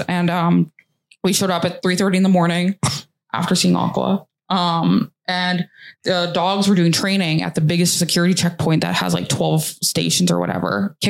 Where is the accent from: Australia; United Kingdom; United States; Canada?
Canada; He realizes we're from Canada.